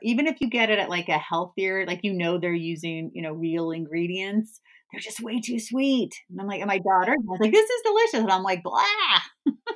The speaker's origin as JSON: {"language": "English", "region": "California", "country": "United States", "also_born_or_lived": "East Coast, United States", "moved": "as an adult", "said": "I'm originally from California, but I've been on the East Coast for nineteen years."}